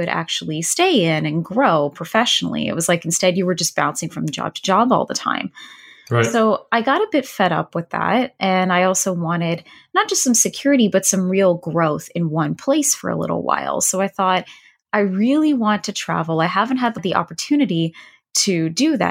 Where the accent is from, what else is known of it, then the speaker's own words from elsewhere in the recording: Toronto, Ontario, Canada; moved away as an adult; also born or lived in Vietnam / China / Germany; I'm originally from Toronto. I spent pretty much most of my life in and around the city